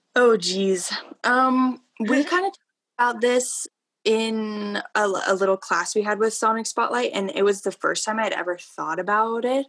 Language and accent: English; Broomfield, Colorado, United States; moved away as an adult; now in Fort Collins, United States; I'm from Broomfield, Colorado, yeah. but moved here for CSU